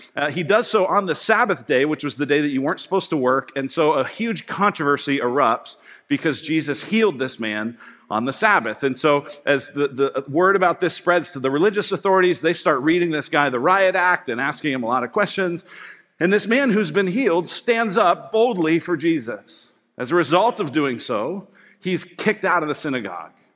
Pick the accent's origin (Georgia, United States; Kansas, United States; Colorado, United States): Colorado, United States; I grew up in Colorado